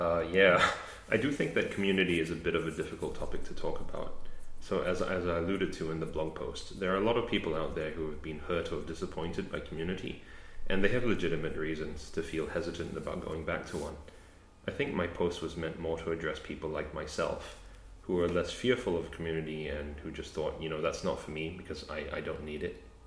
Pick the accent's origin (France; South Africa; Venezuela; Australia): Australia; also born or lived in Canada; I grew up in Australia